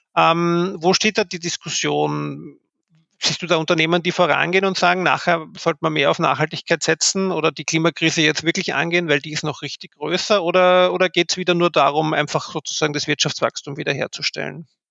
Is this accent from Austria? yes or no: yes; Austria; bei uns in Österreich